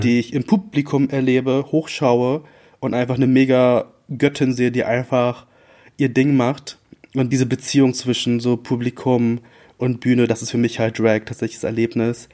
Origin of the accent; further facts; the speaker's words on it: about an hour from Bremen, Lower Saxony, Germany; also born or lived in Philippines; Ich bin tatsächlich, ich glaub, so eine Stunde von Bremen aufgewachsen in Niedersachsen